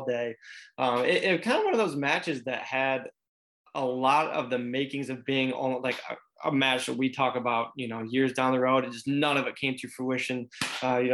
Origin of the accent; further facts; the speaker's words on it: United States; we are American